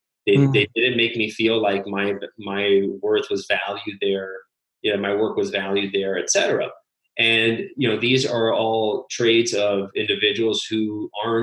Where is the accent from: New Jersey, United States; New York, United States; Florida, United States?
Florida, United States; Miami; also born or lived in Illinois / Switzerland / Italy / Panama; I'm from Miami, Florida, originally born and raised here, went to school here